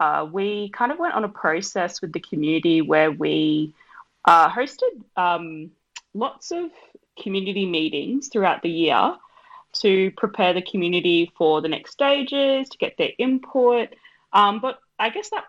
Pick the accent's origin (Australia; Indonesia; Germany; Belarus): Australia; I'm an Australian-born Fijian artist and community worker